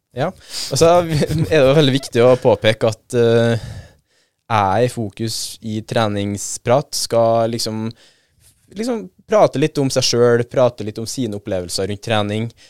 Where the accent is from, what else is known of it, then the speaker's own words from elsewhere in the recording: Trøndelag, Norway; syns jeg som trønder